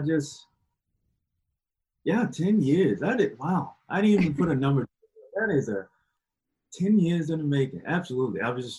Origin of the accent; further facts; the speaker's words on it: Alabama, United States; born there; now in Virginia, United States; Right now, I am currently living in Virginia, but I was born in Alabama. Went all over America almost. So, yeah, I was born in Alabama, but right now I live in Virginia.